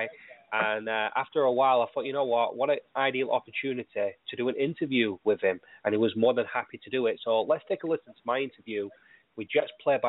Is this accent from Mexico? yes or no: no; United Kingdom; my home country